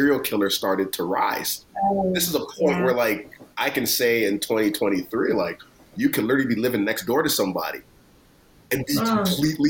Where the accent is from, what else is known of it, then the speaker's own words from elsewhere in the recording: Brampton, Ontario, Canada; when I was younger, growing up in Brampton